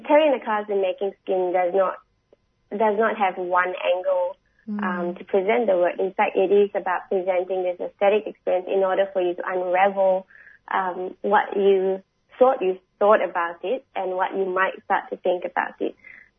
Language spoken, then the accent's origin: English; Singapore; now in Australia; I'm from Singapore originally. I hold a Singapore passport.